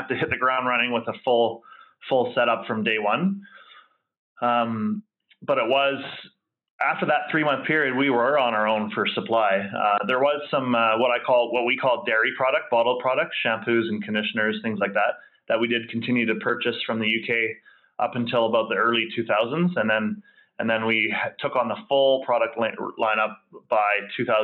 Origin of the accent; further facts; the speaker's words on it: West Coast of Vancouver Island, British Columbia, Canada; I came from the West Coast of Vancouver Island